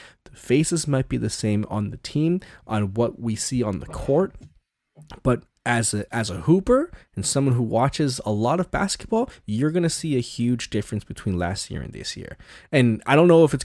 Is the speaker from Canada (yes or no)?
yes; Canada; as a Canadian basketball fan